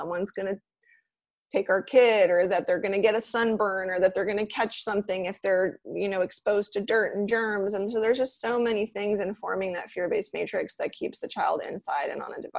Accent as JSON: {"language": "English", "town": "Los Angeles", "region": "California", "country": "United States", "tie": "born or raised there", "moved": "yes", "lives_now": "Miami, United States", "said": "I grew up in LA near Pasadena"}